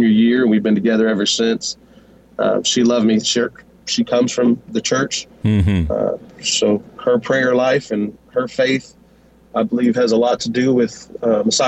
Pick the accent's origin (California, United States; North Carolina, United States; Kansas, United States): Kansas, United States; Wichita; born and raised here in Wichita, Kansas